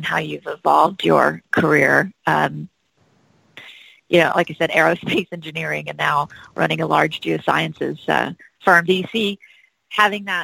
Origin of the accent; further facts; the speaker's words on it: Hawaii, United States; now in Houston, United States; growing up on Hawaii